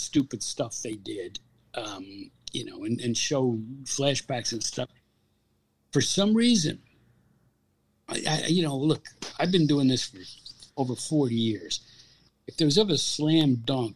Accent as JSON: {"language": "English", "town": "New Milford", "region": "New Jersey", "country": "United States", "tie": "born or raised there", "said": "I grew up in New Milford, New Jersey"}